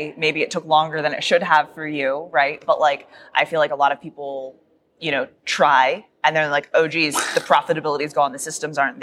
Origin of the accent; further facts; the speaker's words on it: Texas, United States; as Texans